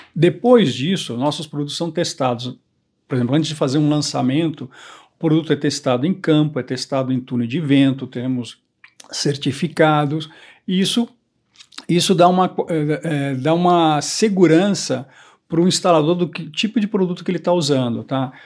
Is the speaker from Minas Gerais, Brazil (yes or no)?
no; São Paulo, Brazil; also born or lived in Curitiba / Europe; eu sou brasileiro, nasci em, em, Curitiba, morei toda a minha vida em São Paulo